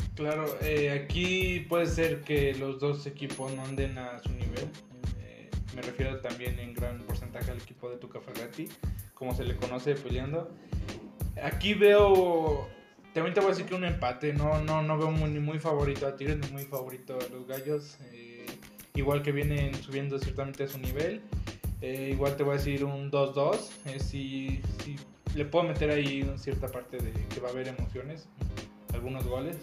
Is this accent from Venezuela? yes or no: no; Mexico; como mexicano